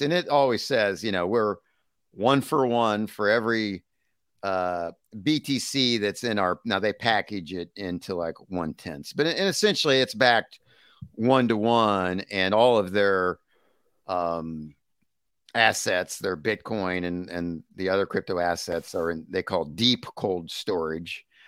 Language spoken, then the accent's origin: English; United States; as an American